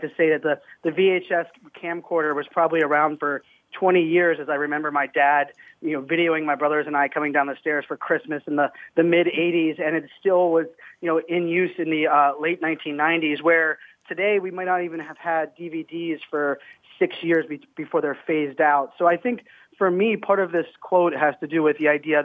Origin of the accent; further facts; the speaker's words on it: Pittsburgh, Pennsylvania, United States; born and raised in Pittsburgh